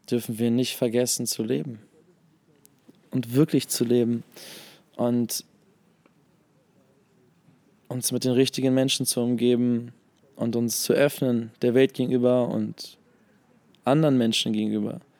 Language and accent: German; Hannover, Lower Saxony, Germany; now in Hamburg, Germany; Nee, ich komme ich komm, äh, aus Hannover eigentlich.